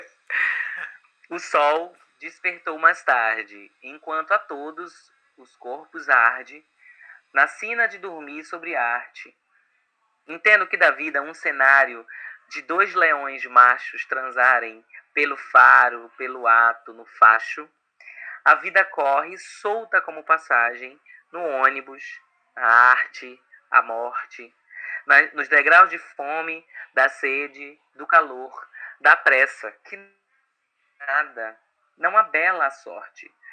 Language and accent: Portuguese; Recife, Pernambuco, Brazil; eu sou de Recife